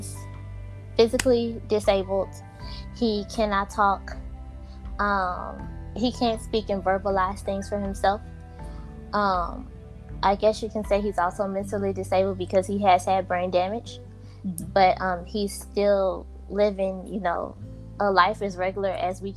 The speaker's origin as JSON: {"language": "English", "region": "Louisiana", "country": "United States", "said": "I am from Louisiana"}